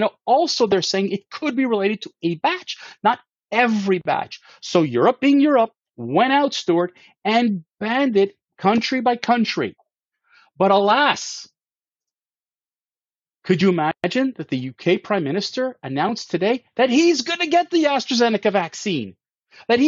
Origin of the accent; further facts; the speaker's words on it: Canada; as a Canadian